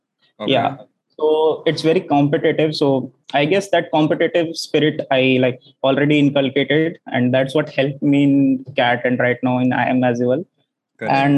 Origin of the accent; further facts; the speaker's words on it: Delhi, India; moved away as an adult; now in Kozhikode, India; I'm from Delhi. So normal engineer, computer science engineer, and all my education I've done in Delhi as well. So 10th, 12th grad